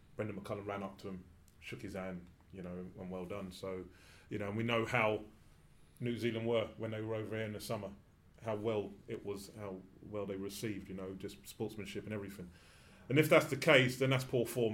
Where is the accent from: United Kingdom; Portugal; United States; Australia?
United Kingdom; England; I'm an Englishman